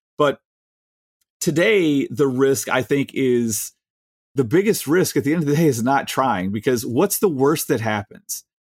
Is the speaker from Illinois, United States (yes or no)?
yes; Chicago, Illinois, United States; we're from Chicago